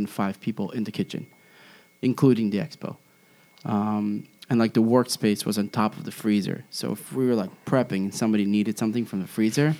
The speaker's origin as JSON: {"language": "English", "town": "Karmiel", "region": "Northern District", "country": "Israel", "tie": "born or raised there", "moved": "yes", "said": "I worked at the only restaurant in my hometown."}